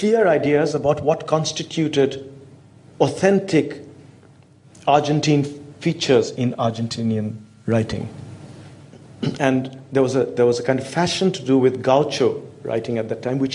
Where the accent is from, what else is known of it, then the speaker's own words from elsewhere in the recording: India; As an Indian